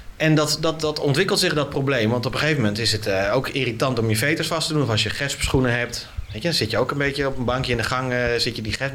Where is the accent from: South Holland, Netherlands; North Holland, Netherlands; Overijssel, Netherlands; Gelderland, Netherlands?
North Holland, Netherlands; Naarden-Bussum; in de stad waar ik ben opgegroeid, in eh, Naardenbussen